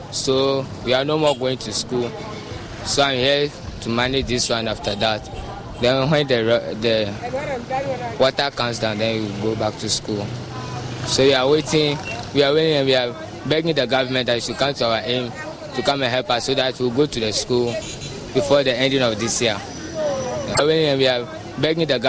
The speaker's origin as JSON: {"language": "English", "town": "Sogakope", "region": "Volta", "country": "Ghana", "said": "I'm from Sogakope"}